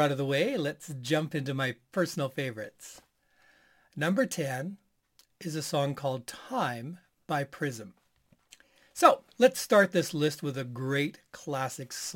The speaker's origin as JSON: {"language": "English", "country": "Canada", "said": "as a Canadian"}